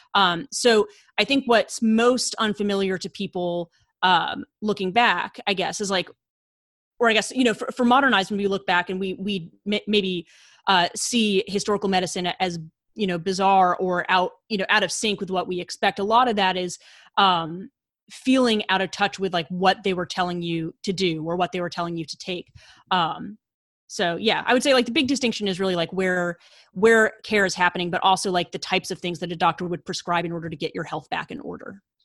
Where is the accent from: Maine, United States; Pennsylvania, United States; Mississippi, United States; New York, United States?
Maine, United States; rural western; moved away as an adult; also born or lived in Washington, D.C.; I'm originally from rural Maine, so out in, like, the western woods of Maine